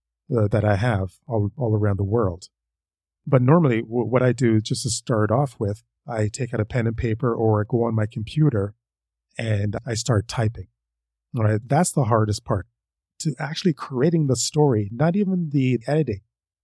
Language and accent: English; Canada; I'm Canadian. I live in Ottawa.